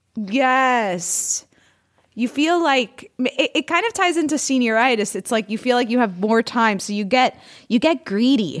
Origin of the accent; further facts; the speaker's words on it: Florida, United States; I'm from Florida